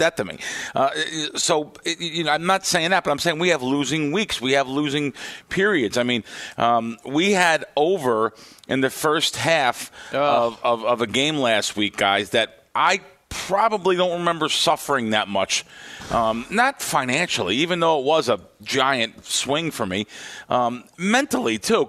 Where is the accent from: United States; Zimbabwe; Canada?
United States; I'm from the East Coast. I can't help it. I grew up in New York or New Jersey.